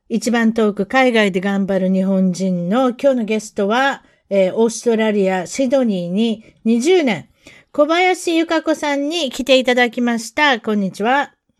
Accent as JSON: {"language": "Japanese", "country": "United States", "said": "私たちアメリカ人"}